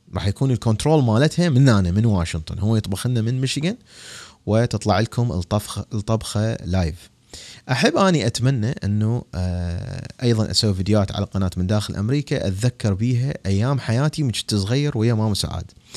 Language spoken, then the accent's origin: Arabic; Iraq; now in Washington, D.C., United States; بلدي العراق